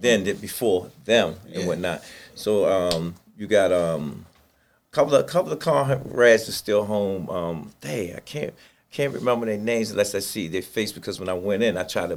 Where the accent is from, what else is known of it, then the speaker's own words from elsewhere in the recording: Baltimore, Maryland, United States; Came up in the projects. When I sit there and say the projects, I'm originally from the Poe home.